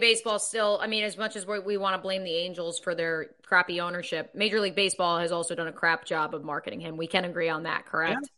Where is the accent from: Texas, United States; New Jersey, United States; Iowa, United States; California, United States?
New Jersey, United States; Freehold; moved away as an adult; also born or lived in Ithaca, New York / Midwest; my hometown of Freehold, New Jersey